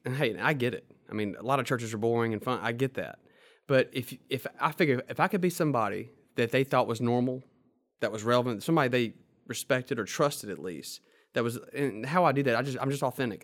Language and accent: English; Mississippi, United States; as you can probably tell from my accent, I grew up in Mississippi, in a little small town